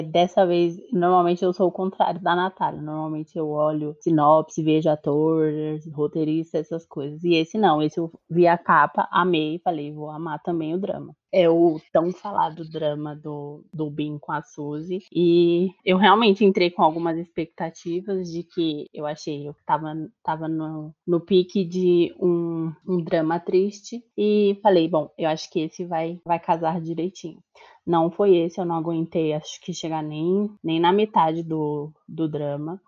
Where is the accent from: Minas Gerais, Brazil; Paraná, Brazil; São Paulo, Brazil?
São Paulo, Brazil; eu sou de São Paulo